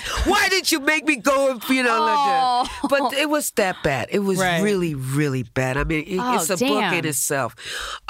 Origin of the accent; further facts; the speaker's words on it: New York, United States; first language Spanish; English is a second language; we grew up in Spanish Harlem